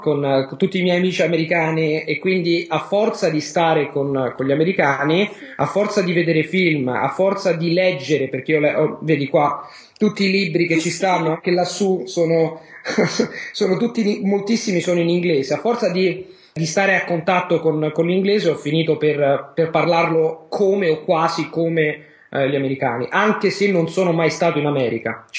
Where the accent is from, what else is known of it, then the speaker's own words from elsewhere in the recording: Rome, Lazio, Italy; sono di Roma, sono italiano, sono di Roma